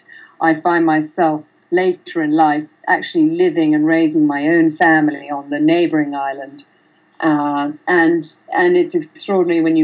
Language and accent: English; countryside in Oxfordshire, South East England, United Kingdom; now in Bahamas; I was born and brought up in England under the imposing eye of David Hicks, who was my father